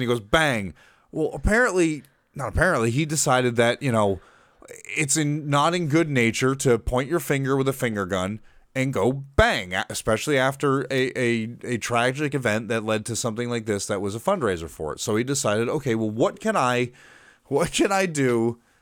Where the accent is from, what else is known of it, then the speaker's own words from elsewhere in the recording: Massachusetts, United States; now in Florida, United States; I was born in Massachusetts. I am not a native Floridian